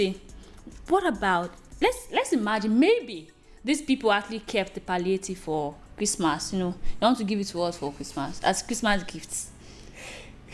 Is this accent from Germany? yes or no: no; Nigeria; being a Nigerian? I feel blessed